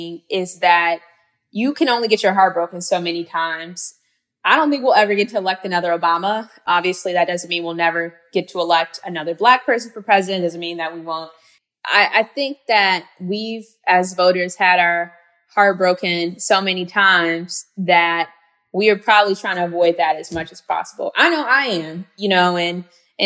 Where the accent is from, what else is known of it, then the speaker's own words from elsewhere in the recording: Gary, Indiana, United States; her mom, who's a former mayor in my hometown, Gary, Indiana